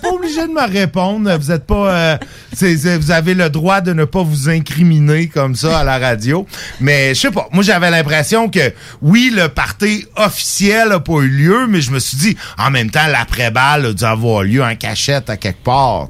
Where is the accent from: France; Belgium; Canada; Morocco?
Canada; Saint-Jérôme, Quebec; born or raised there; now in Quebec City, Canada